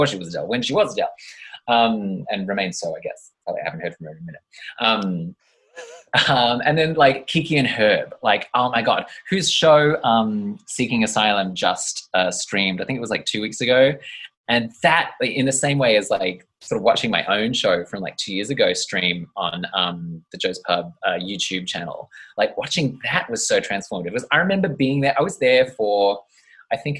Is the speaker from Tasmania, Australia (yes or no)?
no; Traralgon, Victoria, Australia; I grew up in little old Traralgon, which is in Victoria.